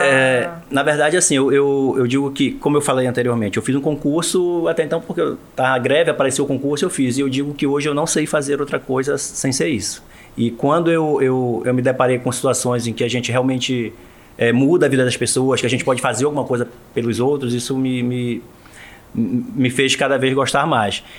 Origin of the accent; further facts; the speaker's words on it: Portel, Pará, Brazil; also born or lived in Breves / Soure; now in Belém, Brazil; sou paraense, isso eu tenho orgulho. Marajoara, nascido em Portel